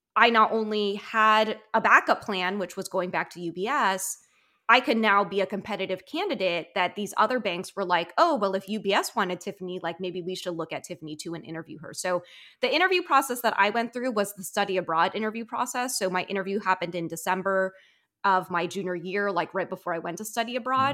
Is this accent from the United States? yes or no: yes; Maryland, United States; I grew up in Maryland suburbia, like, twenty minutes outside of D C